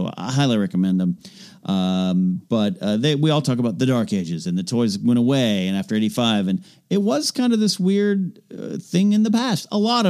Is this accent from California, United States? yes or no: yes; Santa Maria, California, United States; moved away as an adult; also born or lived in Los Angeles; I graduated high school in 94, and I'm going to start study screenwriting and everything in a community college nearby my hometown of Santa Maria, California, Hancock College.